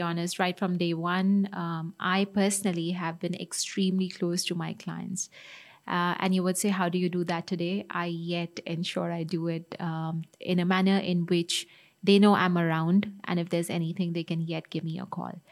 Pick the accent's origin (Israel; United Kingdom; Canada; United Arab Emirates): United Arab Emirates; Dubai; I grew up in Dubai